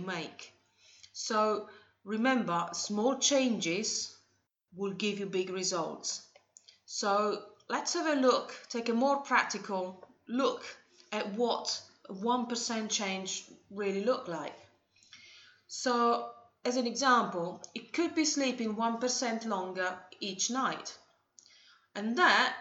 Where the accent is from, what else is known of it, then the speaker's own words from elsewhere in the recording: Italy; moved away; in Italy, my home country